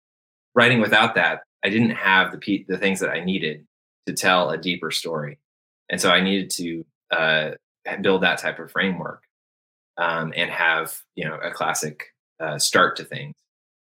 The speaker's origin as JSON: {"language": "English", "country": "United States", "said": "I'm an American."}